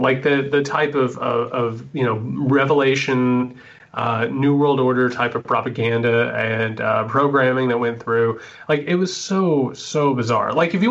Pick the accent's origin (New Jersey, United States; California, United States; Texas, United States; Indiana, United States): Indiana, United States; I grew up in Indiana, right? Like as Midwestern as it gets.